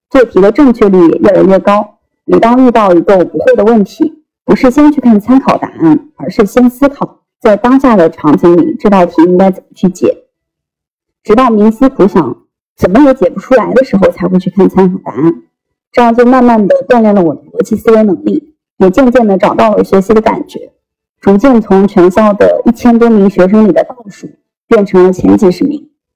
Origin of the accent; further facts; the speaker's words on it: Henan, China; moved away as an adult; now in Shanghai, China; 我出生在河南一个很小的县城， 小到十分钟便可以从最东边走到最西边